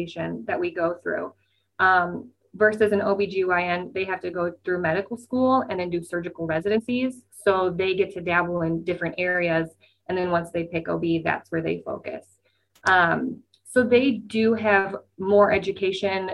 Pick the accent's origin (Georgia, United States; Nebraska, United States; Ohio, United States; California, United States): Nebraska, United States; now in Des Moines, United States; I am from Nebraska